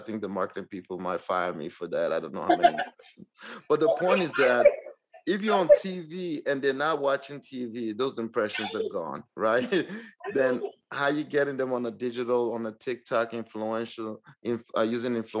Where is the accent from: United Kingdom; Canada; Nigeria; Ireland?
Nigeria; moved away as an adult; now in Northwest Arkansas, United States; I came from Nigeria to the States